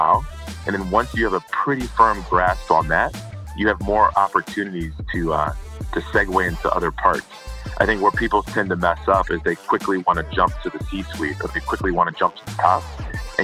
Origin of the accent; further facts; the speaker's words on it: Detroit, Michigan, United States; I'm from the Detroit area, so not a lot of oil and gas are around there